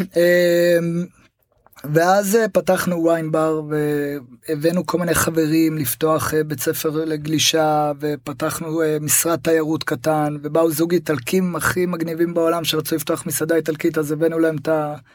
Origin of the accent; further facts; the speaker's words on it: Tel Aviv, Tel Aviv District, Israel; moved away as an adult; also born or lived in Costa Rica / Panama; אני קודם כל גדלתי בתל אביב